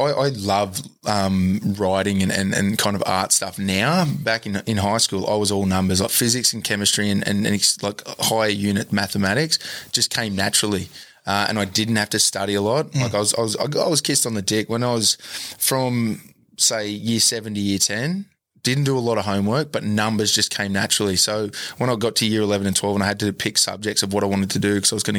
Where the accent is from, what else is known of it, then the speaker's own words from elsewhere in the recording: Newcastle, New South Wales, Australia; I grew up in Newcastle. Dudley. I was born around here. Went to Dudley School, went to Whitebridge High School, the School of Hard Knocks